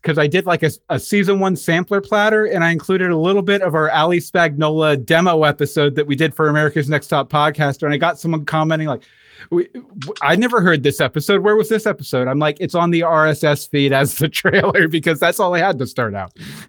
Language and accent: English; West Virginia, United States; The house I grew up in West Virginia had walls like that too